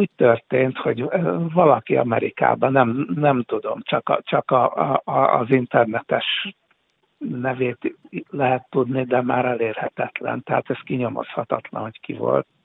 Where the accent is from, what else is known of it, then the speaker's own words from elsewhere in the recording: Hungary; also born or lived in Budapest; én, én magyar vagyok